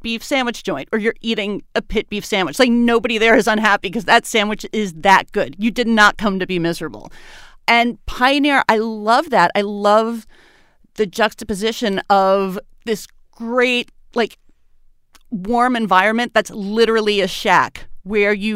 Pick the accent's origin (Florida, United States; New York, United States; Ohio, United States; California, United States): New York, United States; New York City; moved away as an adult; now in Baltimore, United States; I'm originally from Brooklyn, New York. I have lived in Baltimore for the last 6 years